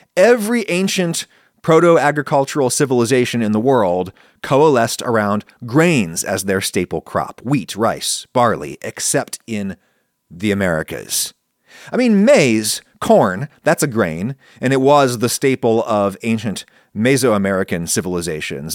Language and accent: English; Pennsylvania, United States; moved away; growing up in Pennsylvania